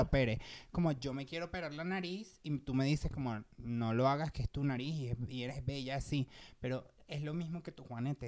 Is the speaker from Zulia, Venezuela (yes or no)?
no; Petare, Miranda, Venezuela; moved away as an adult; also born or lived in Caracas; now in Mexico; yo vengo de Petare, Obviamente la gente de mm. Venezuela va a saber qué, qué lugar es